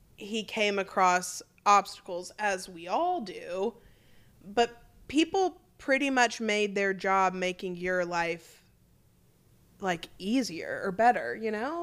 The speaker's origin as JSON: {"language": "English", "town": "Memphis", "region": "Tennessee", "country": "United States", "said": "we're from Memphis"}